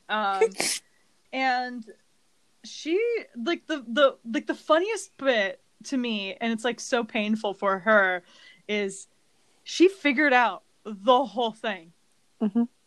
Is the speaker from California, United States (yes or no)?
yes; California, United States; moved away as an adult; also born or lived in Colorado; I am from California